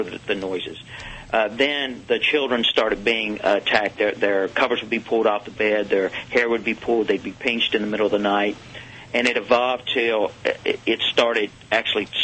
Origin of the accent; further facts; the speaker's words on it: Nashville, Tennessee, United States; I grew up in Nashville